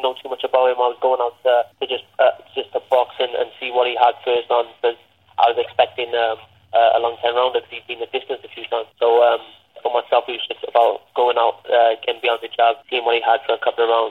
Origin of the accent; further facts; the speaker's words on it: Cardiff, Wales, United Kingdom; Fighting for my first title in my hometown